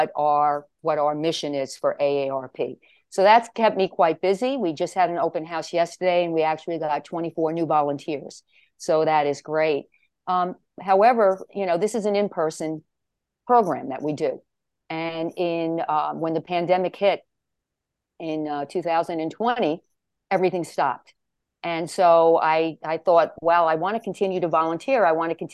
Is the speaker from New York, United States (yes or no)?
yes; New York, United States; I come from New York. I lived here most of all my life.